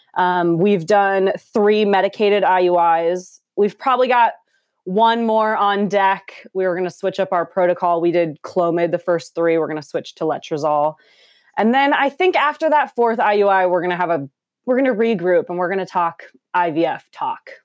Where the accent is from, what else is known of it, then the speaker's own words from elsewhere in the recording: Minneapolis, Minnesota, United States; also born or lived in Los Angeles, California; now in Portland, United States; I'm from Minneapolis